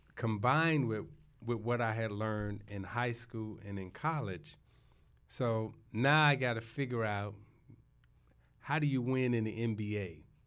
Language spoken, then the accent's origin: English; Chicago, Illinois, United States; moved away as an adult; also born or lived in Detroit; I was born in Chicago. My teenage years, I say, is Chicago.